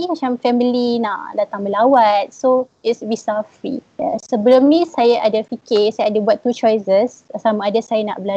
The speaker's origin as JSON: {"language": "Malay", "town": "Manjung", "region": "Perak", "country": "Malaysia", "also_born_or_lived": "Taiwan", "moved": "as an adult", "said": "saya berasal daripada Perak, Manjung"}